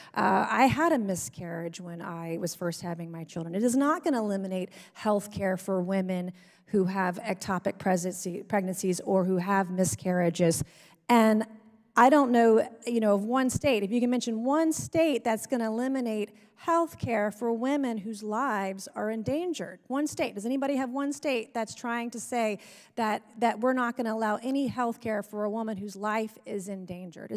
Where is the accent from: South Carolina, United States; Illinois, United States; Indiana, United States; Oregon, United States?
South Carolina, United States; I am from South Carolina that recently implemented a fetal heartbeat bill